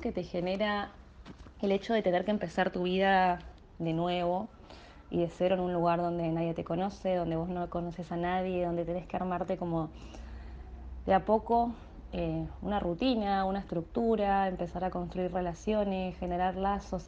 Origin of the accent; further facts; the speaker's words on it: Argentina; moved away as an adult; soy de Argentina